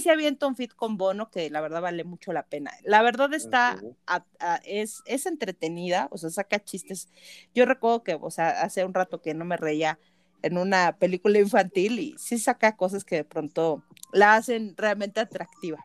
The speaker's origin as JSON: {"language": "Spanish", "area": "area of Nevado de Toluca", "region": "State of Mexico", "country": "Mexico", "said": "los lugareños"}